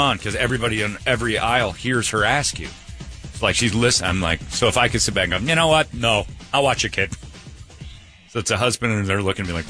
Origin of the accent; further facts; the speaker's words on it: Hoboken, New Jersey, United States; In Jersey, we ain't got those. They're called cactus. Yeah, we ain't got those in Jersey. I grew up in Hoboken.